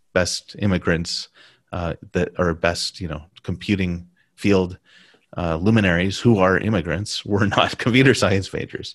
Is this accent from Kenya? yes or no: no; United States; first language English; moved away as an adult; also born or lived in Taiwan / Beijing; I'm American